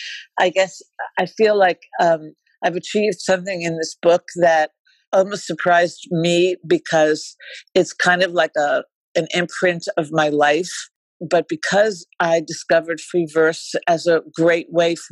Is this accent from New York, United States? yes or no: yes; New York, United States; moved away as an adult; also born or lived in Florida / Paris / Wisconsin / Boston; now in Los Angeles, United States; I'm in Los Angeles. I'm a New Yorker, but I've been living here for, I don't know, decades